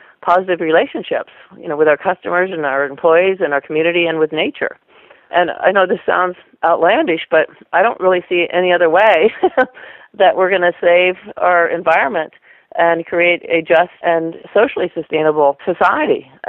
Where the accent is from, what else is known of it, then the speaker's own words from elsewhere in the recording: Western Pennsylvania, United States; I was raised actually in Western Pennsylvania